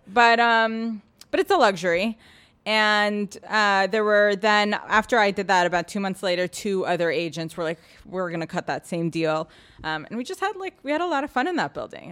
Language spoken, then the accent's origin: English; New York City, New York, United States; also born or lived in Boston; I grew up in Soho, in a loft